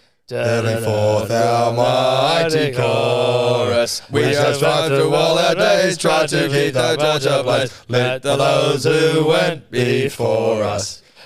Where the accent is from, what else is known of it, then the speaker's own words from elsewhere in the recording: Maroubra, New South Wales, Australia; No, Maroubra. {S1} Oh, Maroubra. {S3} Yeah. Grew up around there, and my brother and my mum